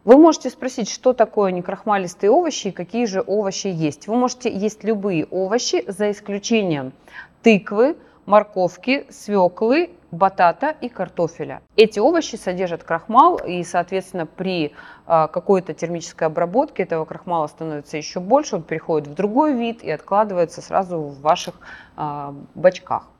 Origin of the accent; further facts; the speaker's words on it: Krasnodar, Krasnodar Krai, Russia; Я на Кубань выросла, в Краснодаре